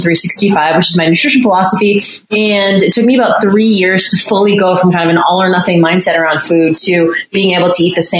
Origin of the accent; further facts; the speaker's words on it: Boston, Massachusetts, United States; moved away as an adult; also born or lived in North Carolina; I grew up in Boston and actually went to North Carolina for school